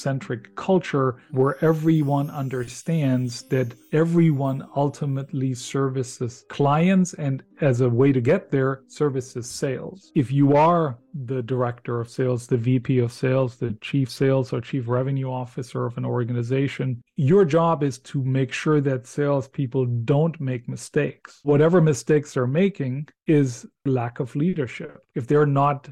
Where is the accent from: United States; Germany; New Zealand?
Germany; English is a second language; moved away; I can say not only born, but born and raised in Germany